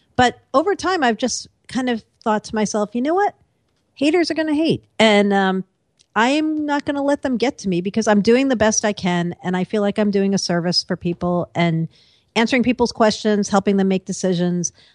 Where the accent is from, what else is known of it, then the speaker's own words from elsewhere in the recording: East Coast, United States; also born or lived in Seattle; now in New York, United States; I am an East Coaster